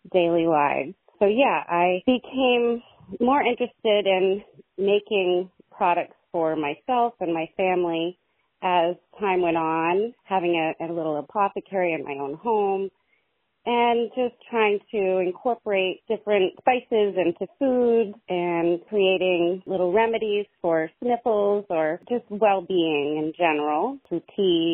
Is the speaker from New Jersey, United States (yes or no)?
no; Jay, Vermont, United States; also born or lived in Montgomery, Vermont; I am from Jay, Vermont, well known for Jay Peak Resort, and I grew up there, and I moved around a bunch and then came back and settled in Montgomery